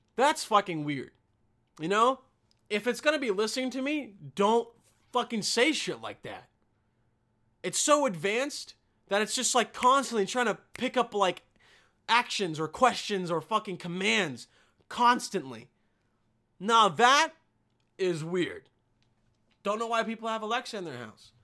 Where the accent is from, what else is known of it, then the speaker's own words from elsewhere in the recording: Bosnia & Herzegovina; moved away; in my home country